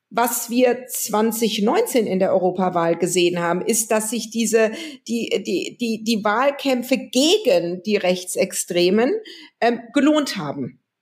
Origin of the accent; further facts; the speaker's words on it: West Germany, Germany; als Westdeutsche als jemand, der in Westdeutschland geboren wurde